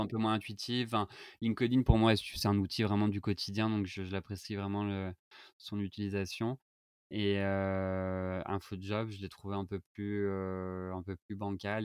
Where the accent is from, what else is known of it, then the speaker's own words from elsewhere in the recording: France; moved away as an adult; now in Madrid, Spain; nous en tant que Français